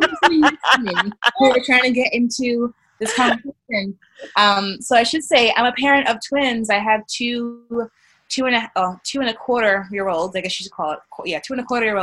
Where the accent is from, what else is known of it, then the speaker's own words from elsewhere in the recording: New York City, New York, United States; I grew up in New York City, in Brooklyn